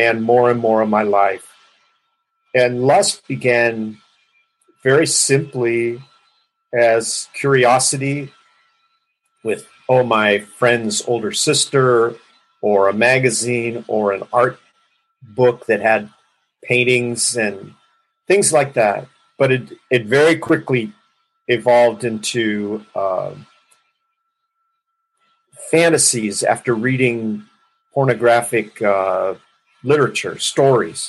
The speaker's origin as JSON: {"language": "English", "town": "Los Angeles", "region": "California", "country": "United States", "tie": "born or raised there", "said": "I grew up in Los Angeles and in a very large family"}